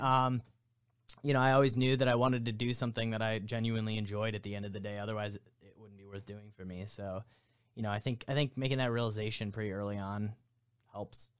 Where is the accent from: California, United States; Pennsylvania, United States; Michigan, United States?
Michigan, United States; South Lyon; also born or lived in Livonia, Michigan; originally I was born in Livonia area. I moved to South Lyon when I was in, like, fourth grade